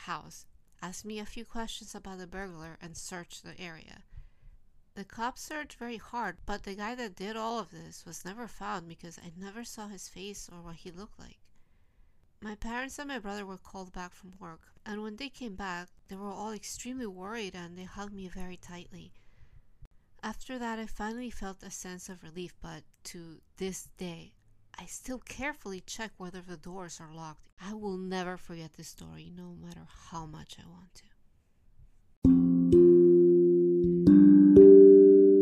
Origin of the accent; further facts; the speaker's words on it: New Jersey, United States; now in Tokyo, Japan; my hometown in New Jersey